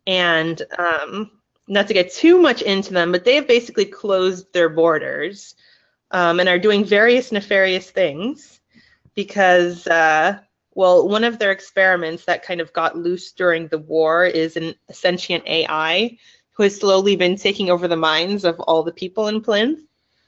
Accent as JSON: {"language": "English", "country": "Thailand", "tie": "born or raised there", "also_born_or_lived": "United States / England", "moved": "yes", "lives_now": "Netherlands", "said": "I'm half Thai, half Italian. I was born in the States. I grew up in Thailand and England, and now I'm in the Netherlands."}